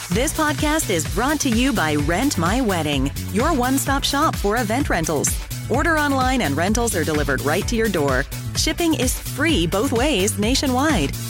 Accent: Massachusetts, United States; We're from Massachusetts

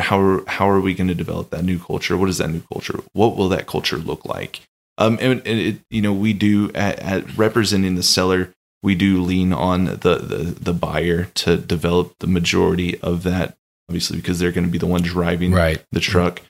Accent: Austin, Texas, United States; moved away; I'm originally from Austin, Texas, and so I went back home and spent some time uh, with Austin. family.

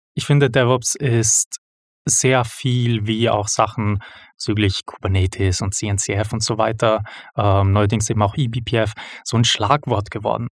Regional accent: Vienna, Austria; moved away as an adult; now in Switzerland; ich komme aus Wien, nicht aus der Schweiz, hört man vermutlich bereits. Ähm, dort ursprünglich geboren und aufgewachsen

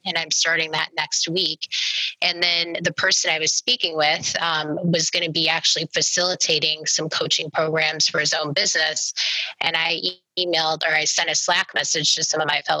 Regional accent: Omaha, Nebraska, United States; I'm from Omaha

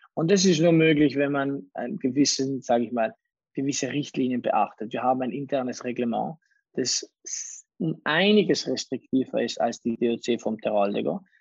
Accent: Bolzano, Trentino-Alto Adige, Italy; also born or lived in Salurn, South Tyrol; ich habe zum Teil meine Kindheit in den Bergen oberhalb von Salurn in Südtirol verbracht, dann in der Stadt in Bozen

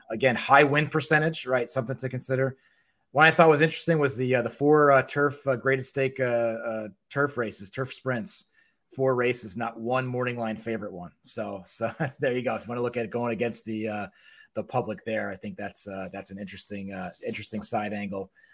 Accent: New Haven, Connecticut, United States; New Haven, which is where I grew up.

